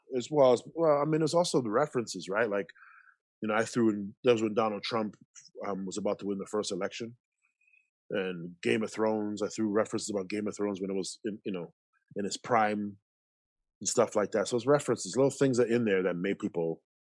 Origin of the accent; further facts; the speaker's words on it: Toronto, Ontario, Canada; growing up in Toronto, you grew up around Filipinos, Jamaicans, Guyanese, Trinis, Lebanese, Argentinians